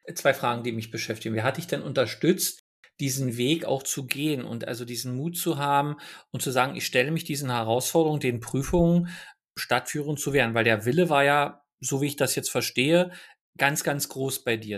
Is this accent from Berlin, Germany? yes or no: yes; Berlin, Germany; ich komme nun aus Ostberlin